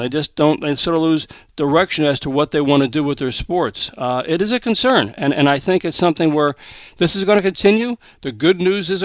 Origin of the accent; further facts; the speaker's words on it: Westchester County, New York, United States; growing up in Westchester County